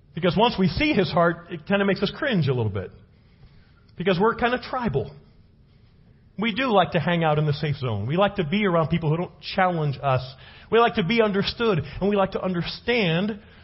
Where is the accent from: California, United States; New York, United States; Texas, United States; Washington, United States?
California, United States; Los Angeles; now in Prescott, United States; I come from Los Angeles. Okay. Cultural melting pot.